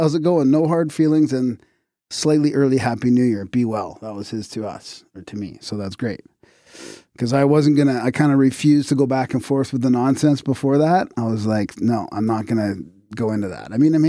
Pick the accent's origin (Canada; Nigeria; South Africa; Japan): Canada; Vancouver, British Columbia; I'm from Vancouver, you know.